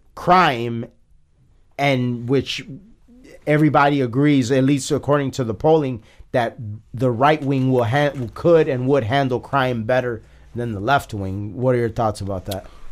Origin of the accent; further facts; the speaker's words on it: Chicago, Illinois, United States; we're from Chicago.